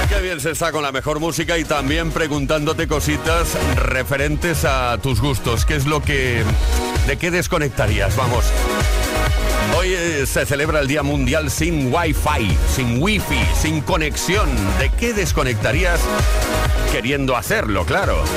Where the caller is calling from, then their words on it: south of Tenerife, Canary Islands, Spain; llamo desde aquí del sur de Tenerife